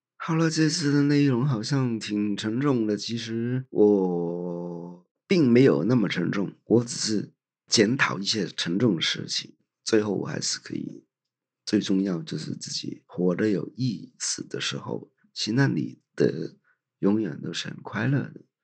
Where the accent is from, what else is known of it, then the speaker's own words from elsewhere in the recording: Hong Kong; moved away as an adult; now in Taiwan; 香港是我的故乡